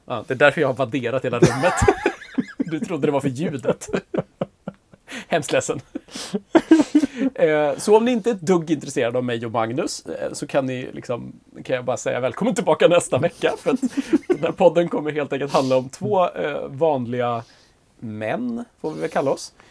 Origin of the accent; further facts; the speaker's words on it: Grängesberg, Dalarna County, Sweden; Grängesberg i det fallet som jag är ifrån